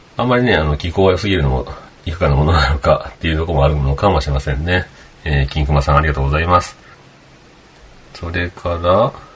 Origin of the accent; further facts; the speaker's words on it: Kagawa, Japan; now in Okayama, Japan; 僕は香川県生まれですけど